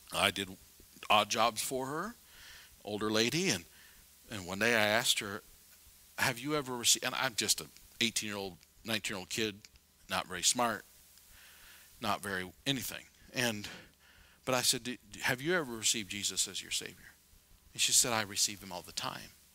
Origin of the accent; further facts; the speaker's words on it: South Dakota, United States; I'm from South Dakota